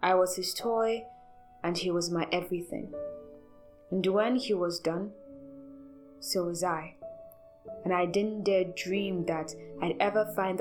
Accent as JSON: {"language": "English", "country": "Nigeria", "said": "As a Nigerian spoken word artist"}